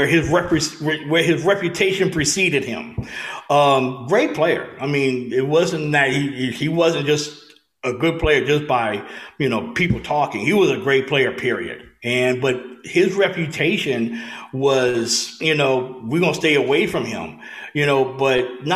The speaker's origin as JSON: {"language": "English", "region": "Louisiana", "country": "United States", "tie": "born or raised there", "said": "we caught a lot of Dallas Cowboy games growing up in Louisiana"}